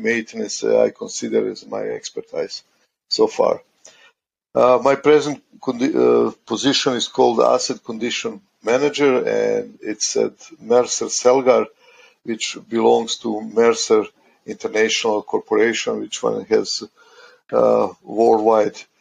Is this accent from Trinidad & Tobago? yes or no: no; Croatia; also born or lived in United States; now in Canada; I'm originally from Croatia